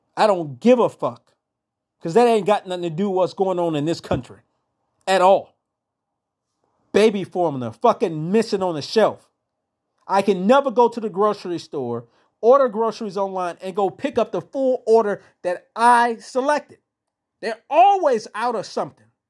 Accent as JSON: {"language": "English", "country": "United States", "said": "we as the American people"}